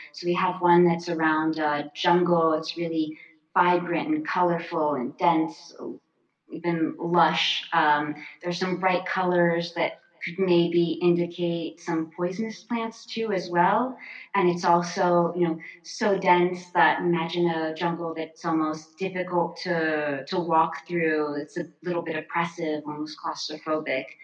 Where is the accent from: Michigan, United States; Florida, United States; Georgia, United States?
Florida, United States; when I was a kid, I grew up in Florida